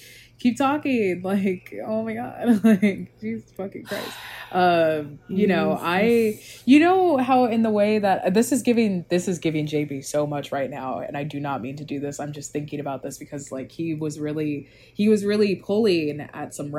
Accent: Virginia, United States; I'm from Virginia

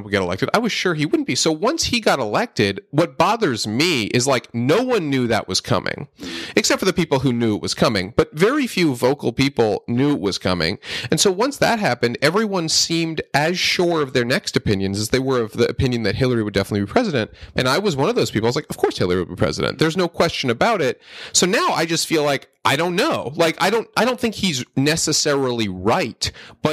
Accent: Northeast, United States; I grew up in the Northeast, in a pretty liberal area

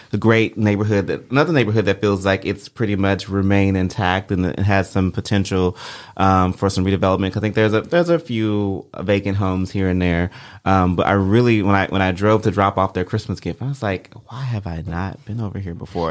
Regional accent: Memphis, Tennessee, United States; growing up in Whitehaven

